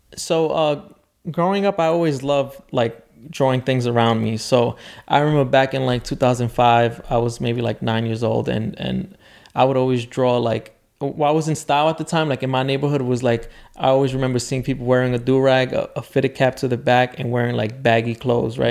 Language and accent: English; New York City, New York, United States; I grew up in the South Bronx, super poor